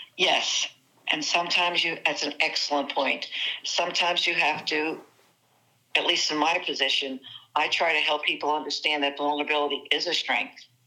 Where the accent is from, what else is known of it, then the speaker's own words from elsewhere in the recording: New Jersey, United States; I do rely heavily on on my excuse me my Italian uh, New Jersey background